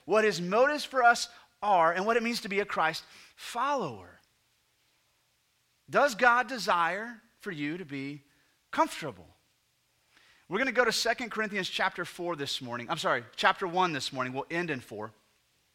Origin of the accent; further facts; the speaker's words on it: United States; So we're 21st century Americans